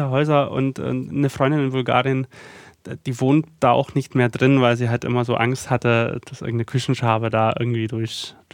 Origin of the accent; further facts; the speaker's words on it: Freital, Saxony, Germany; Ich bin dann in Freital weiter groß geworden. Was aber halt auch eine Umstellung war, weil natürlich so viel alles groß, ähm, alles sehr, sehr turbulent, viel Verkehr und Freital war natürlich das, das, das Gegenteil einfach davon.